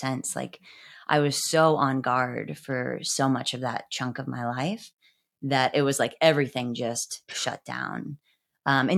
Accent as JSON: {"language": "English", "region": "Midwest", "country": "United States", "said": "I was from the Midwest"}